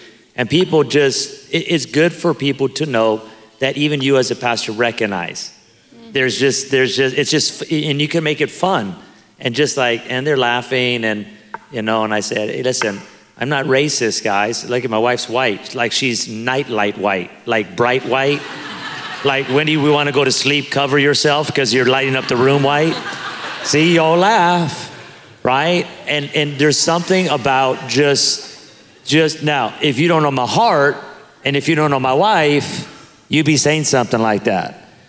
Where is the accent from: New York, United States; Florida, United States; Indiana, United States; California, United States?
California, United States; Pico Rivera; I grew up in Pico Rivera, California, 95% Hispanic. I went to a school, Whittier Christian High School in Whittier, California, 95% white.